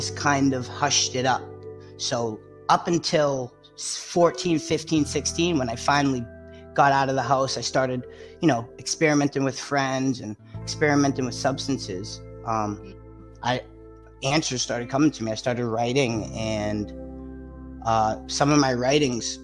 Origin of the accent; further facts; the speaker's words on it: Massachusetts, United States; also born or lived in Florida; I grew up in Massachusetts like my whole life.